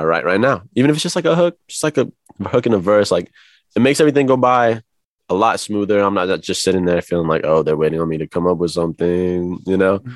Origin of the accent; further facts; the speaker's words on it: Kansas City, Missouri, United States; moved away as an adult; now in Los Angeles, United States; I was born in Kansas City, Missouri